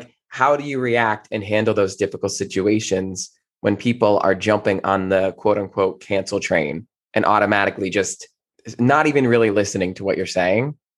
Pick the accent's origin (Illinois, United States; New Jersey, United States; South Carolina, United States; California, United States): New Jersey, United States; moved away; I'm originally from New Jersey